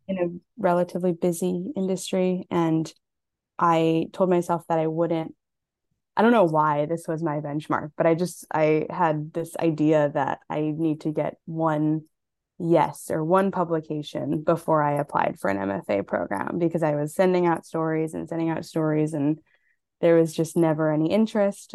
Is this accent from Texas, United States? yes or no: no; Hawaii, United States; I'm Native Hawaiian and Japanese